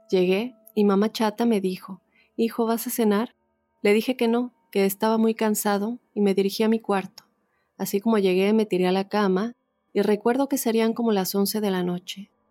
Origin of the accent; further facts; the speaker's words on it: Tijuana, Baja California, Mexico; vivo de lo más tranquilo y feliz al lado de mi familia. Nosotros somos de Tijuana, pero por ciertas circunstancias estamos acá.